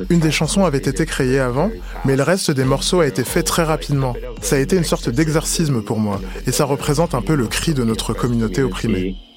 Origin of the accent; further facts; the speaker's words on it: Toruń, Kuyavian-Pomeranian Voivodeship, Poland; Je vivais dans une petite ville. Je suis de Torun, une ville de, je dirais, 160 000 habitants.